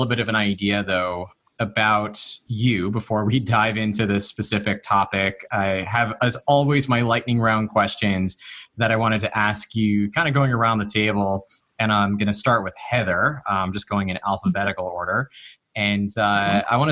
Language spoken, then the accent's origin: English; Northeast, United States; I grew up in the Northeast